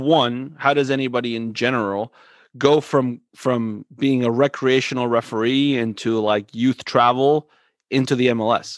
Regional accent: Coral Springs, Florida, United States; now in Delaware, United States; I grew up in Coral Springs, Florida

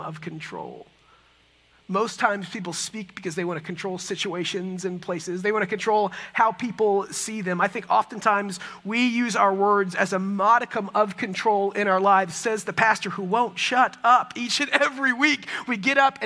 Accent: Texas, United States; also born or lived in San Francisco; I'm from Texas

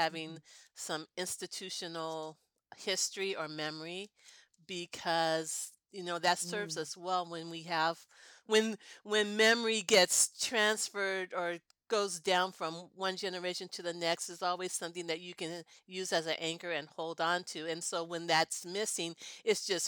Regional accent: California, United States; also born or lived in Denver, Colorado / Oakland, California; I was born in Denver. And then my dad moved out earlier, but our move to California happened when I was in the second grade

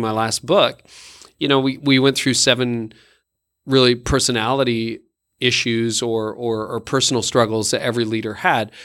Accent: Canada; I am Canadian

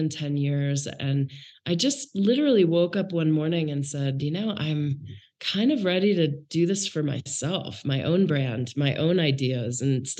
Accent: Maine, United States; So really, I grew up in Maine. My dad worked for the Bank of Maine and moved. We moved 11 times while I was growing up. So I can't really tell you a town.

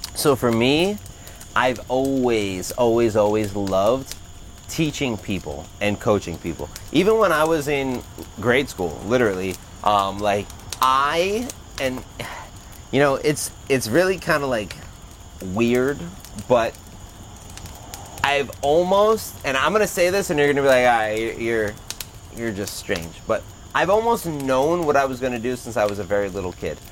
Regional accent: Toms River, New Jersey, United States; I grew up in Tom's River in a very small thinking town

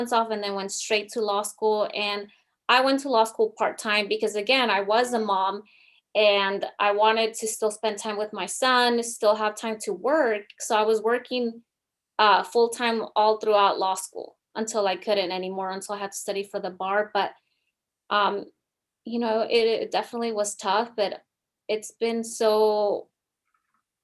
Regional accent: United States; first language Spanish; English is a second language; My parents are from Mexico, but I obviously was born here in the United States. I'm a second language learner. My parents only speak Spanish

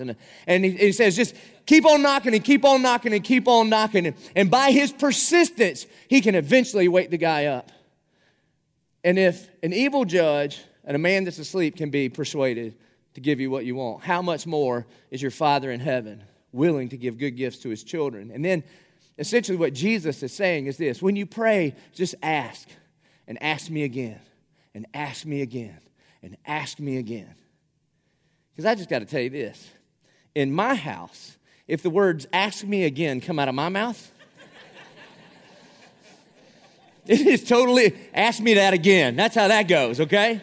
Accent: South Carolina, United States; accent: South Carolina; moved away; my accent 'cause I'm from South Carolina

